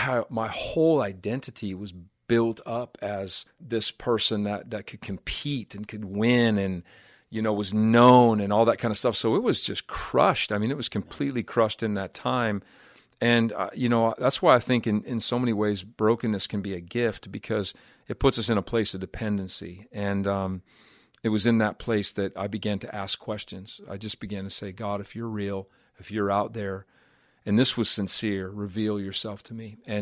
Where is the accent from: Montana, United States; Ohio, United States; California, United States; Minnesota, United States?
Montana, United States; Butte; being raised in the city that I was raised in Butte, Montana